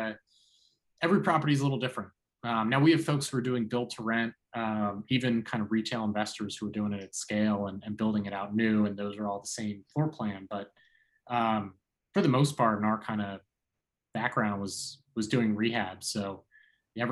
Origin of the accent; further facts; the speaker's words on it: Philadelphia, Pennsylvania, United States; moved away; I'm from Philadelphia originally